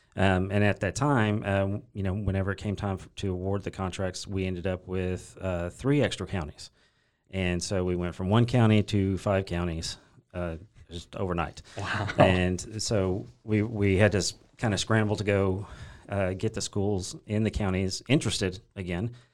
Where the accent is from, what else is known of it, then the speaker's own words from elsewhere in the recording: Corsicana, Texas, United States; I grew up in Corsicana, Texas, uh, just right down the road uh, where I currently live with my wife and kids